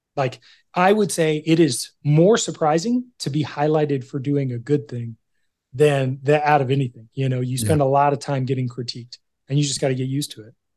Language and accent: English; California, United States; I grew up in California